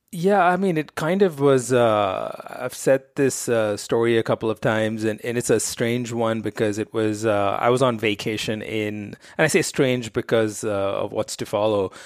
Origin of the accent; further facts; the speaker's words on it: Mumbai, Maharashtra, India; I grew up in Bombay, India